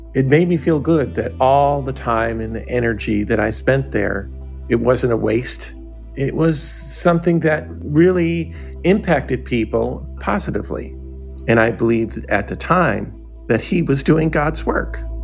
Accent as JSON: {"language": "English", "town": "Detroit", "region": "Michigan", "country": "United States", "tie": "born or raised there", "said": "I was born in Detroit, uh, living near uh, actually Motown on, uh, on West Grand Boulevard"}